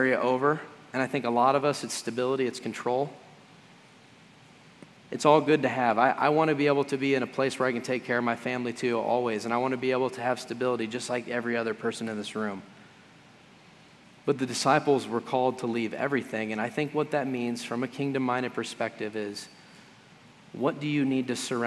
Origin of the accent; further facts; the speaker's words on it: United States; as American Christians